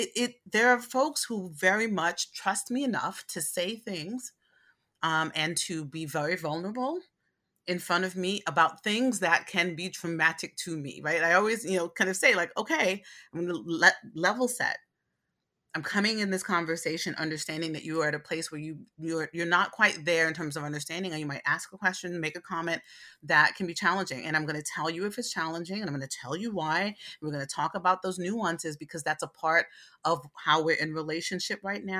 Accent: Brooklyn, New York, United States; I was raised in Brooklyn, New York. I was primarily raised around Black people and Puerto Rican people in East New York, Brooklyn.

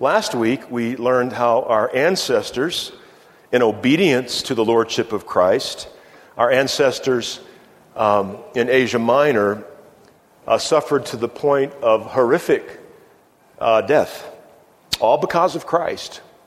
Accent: Virginia, United States; moved away as an adult; also born or lived in Iowa / Minnesota / New Mexico; I moved away from Virginia

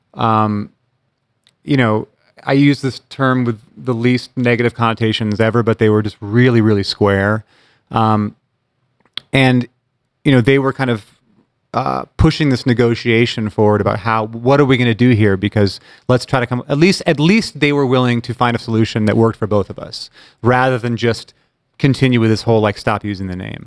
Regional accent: Bremerton, Washington, United States; growing up in Bremerton

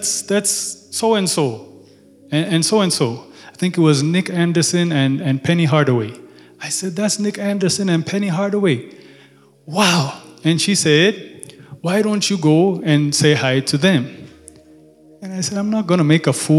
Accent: Ethiopia; I'm from Ethiopia.

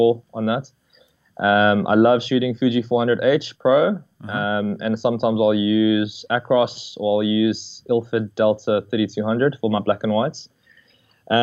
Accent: Johannesburg, Gauteng, South Africa; moved away as an adult; now in Cape Town, South Africa; So I'm originally from Joburg. I lived there my whole life and I was born there.

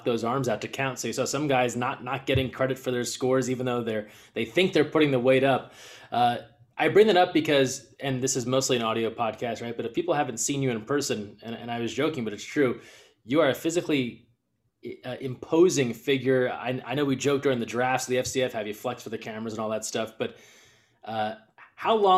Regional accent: New Jersey, United States; I'm from Jersey, too

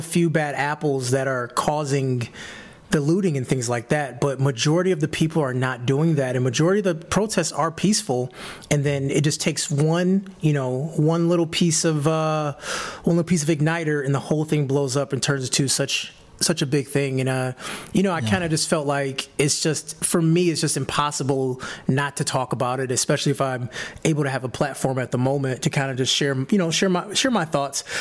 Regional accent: Detroit, Michigan, United States; I was born and raised in Detroit, Michigan

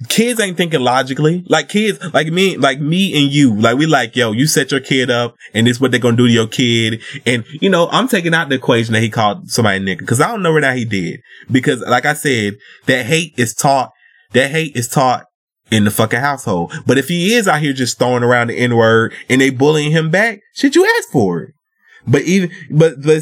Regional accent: the South, United States; I'm from the South too

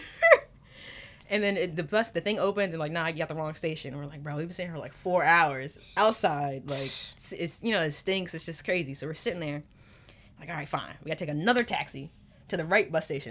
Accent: New York, United States; I'm from New York

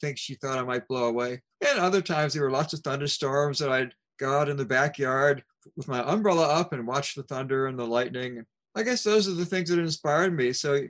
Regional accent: Baltimore, Maryland, United States; I grew up in Baltimore, Maryland

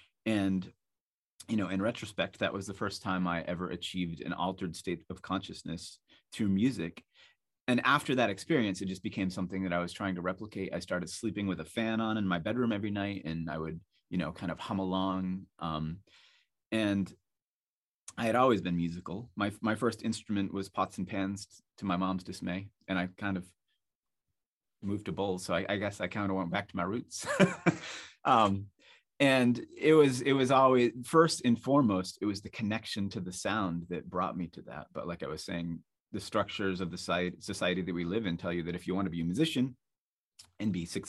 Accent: Salisbury Beach, Massachusetts, United States; I grew up near Salisbury Beach in Massachusetts, and there were airplanes that used to fly over my house all the time

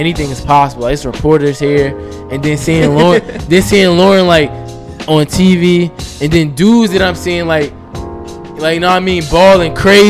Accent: Newark, New Jersey, United States; the crazy part growing up in Newark.

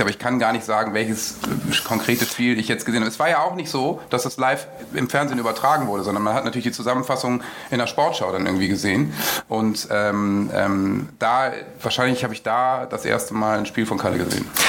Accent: Germany; aufgewachsen eben im Umland von Bremen mit einem Vater, der Werder-Fan war.

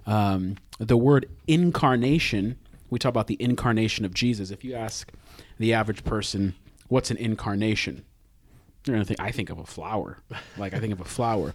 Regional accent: United States; as an American

